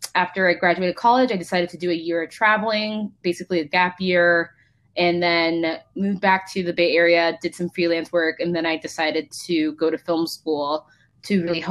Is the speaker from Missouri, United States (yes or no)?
no; Palo Alto, California, United States; also born or lived in Mountain View / Santa Clara; I was born at Stanford. Um, grew up in basically Palo Alto, Mountain View